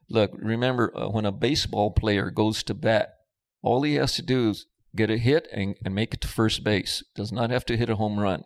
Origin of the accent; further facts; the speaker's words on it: Los Angeles, California, United States; I grew up in East Los Angeles in the Boyle Heights area